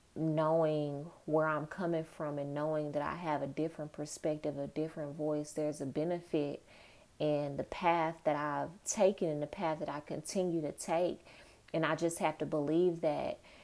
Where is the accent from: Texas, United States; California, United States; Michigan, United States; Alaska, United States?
Texas, United States; Dallas; moved away as an adult; also born or lived in New York; I'm from Dallas, but I went to school in New York